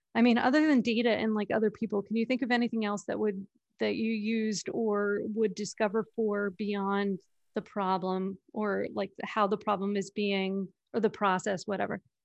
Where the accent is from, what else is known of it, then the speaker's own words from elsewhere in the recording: New York, United States; I'm from New York